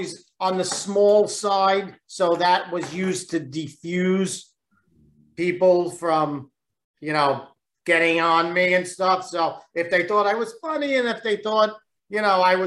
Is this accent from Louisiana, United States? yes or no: no; New York City, New York, United States; also born or lived in Lower Manhattan, New York; I was born in Lower Manhattan, called Alphabet City. It's on the lower end of Manhattan, and it was where a lot of Italians immigrated from. And then when I was very young, they moved to Brooklyn.